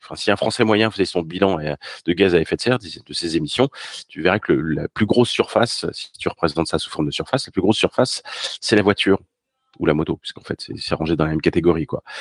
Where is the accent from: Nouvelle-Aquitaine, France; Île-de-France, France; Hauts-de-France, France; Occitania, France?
Île-de-France, France; Paris; also born or lived in Normandy; je suis parisien